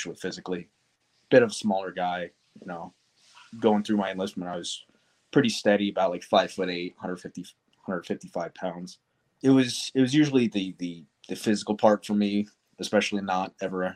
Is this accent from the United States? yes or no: yes; Darby, Pennsylvania, United States; I was born in Darby, Pennsylvania, or it's just outside of Philadelphia